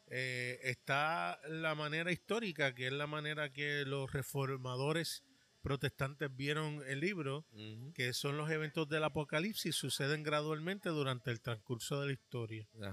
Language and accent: Spanish; New York, United States; now in Puerto Rico; Yo me crié en un estado, en el estado de Nueva York